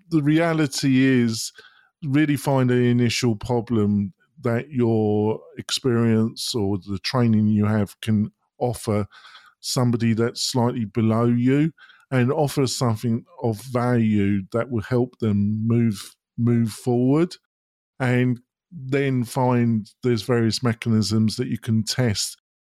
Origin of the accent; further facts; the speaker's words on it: United Kingdom; moved away as an adult; now in United States; I'm not American. I was born in Britain. I came to America about twelve years ago.